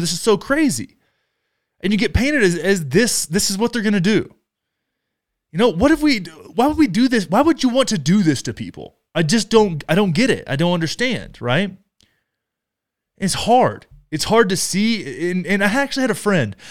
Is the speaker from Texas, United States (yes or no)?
yes; Texas, United States; moved away; I love Texas. I grew up in Texas